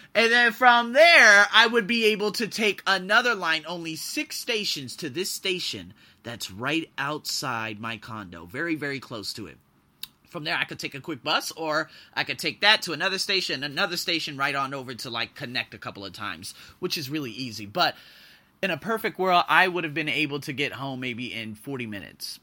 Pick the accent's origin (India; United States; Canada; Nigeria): United States; moved away; I'm an American, I'm an American, I'm an American, I'm an American.